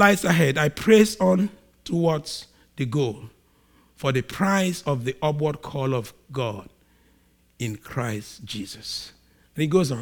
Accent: Nigeria; I'm a Nigerian, so just, I'm a Nigerian and we behave strange

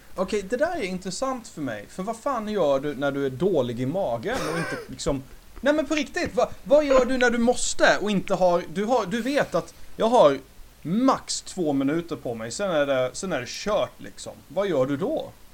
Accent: Sweden; Vi som svenskar

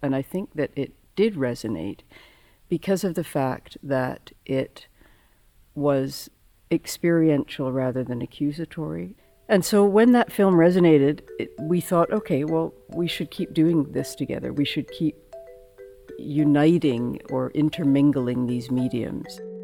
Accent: Victoria, British Columbia, Canada; I grew up in Victoria, and so I'm from the west coast

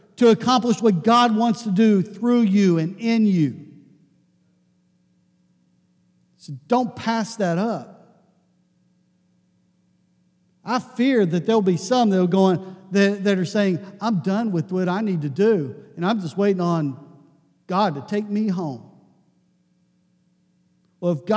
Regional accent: Pittsburgh, Pennsylvania, United States; I grew up in Pittsburgh

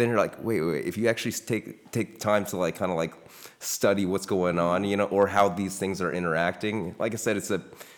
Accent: Iowa, United States; we're going to get back to just growing up in Iowa too.

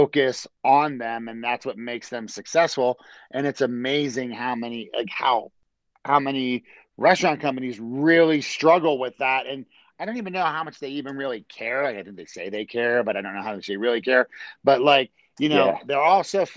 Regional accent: Maryland, United States; I grew up in Maryland.

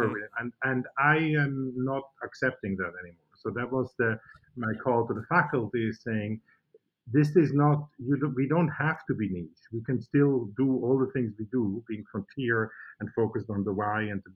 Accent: Switzerland; moved away; in Switzerland, I'm from Switzerland

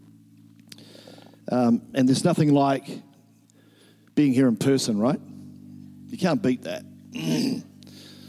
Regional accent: Nelson, New Zealand; moved away; Nelson is my hometown

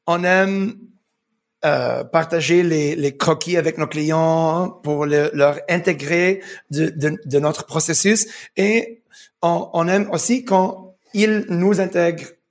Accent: Montreal, Quebec, Canada; born there; also born or lived in United Arab Emirates; Je suis né à Montréal, mais, mais j'habitais aux Émirats pour 15 ans.

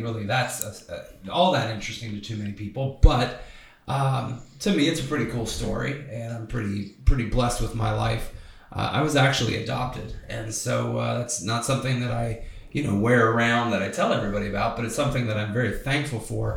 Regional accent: Reynoldsburg, Ohio, United States; Loved growing up in Reynoldsburg

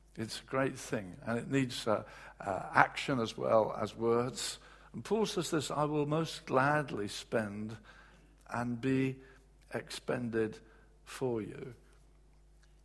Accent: England, United Kingdom; as English guys

